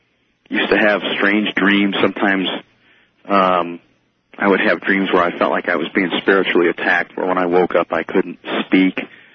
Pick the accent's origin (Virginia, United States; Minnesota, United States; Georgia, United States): Minnesota, United States; now in Colorado Springs, United States; I grew up in a small town in Minnesota.